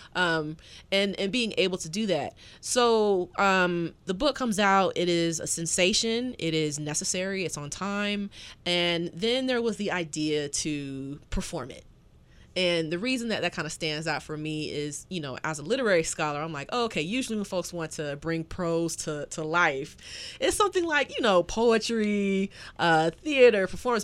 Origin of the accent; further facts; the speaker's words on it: the South, United States; a Southerner